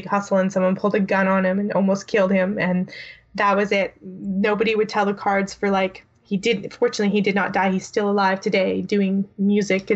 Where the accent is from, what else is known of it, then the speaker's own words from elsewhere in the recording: Canada; I'm Canadian